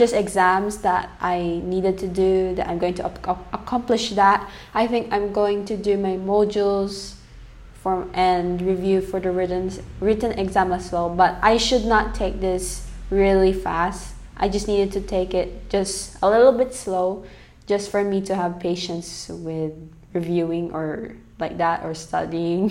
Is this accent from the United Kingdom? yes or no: no; Philippines; first language English; also born or lived in Saudi Arabia; my mom raised me here in the Philippines, but I was born in another country, which is in Saudi Arabia